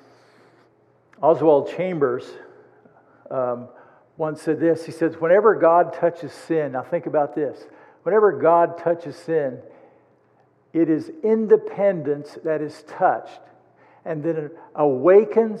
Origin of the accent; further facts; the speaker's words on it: United States; as an American